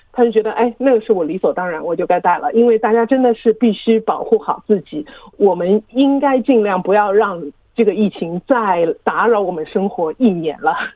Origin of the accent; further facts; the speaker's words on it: Melbourne, Victoria, Australia; 因为我是墨尔本的人